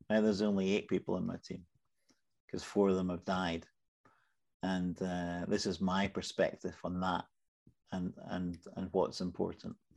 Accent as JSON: {"language": "English", "region": "Scotland", "country": "United Kingdom", "said": "I'm Scottish."}